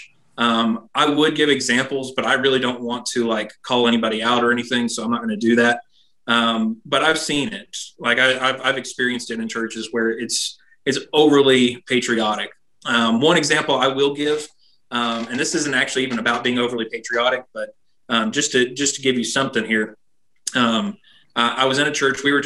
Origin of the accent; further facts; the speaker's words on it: United States; I'm proud to be an American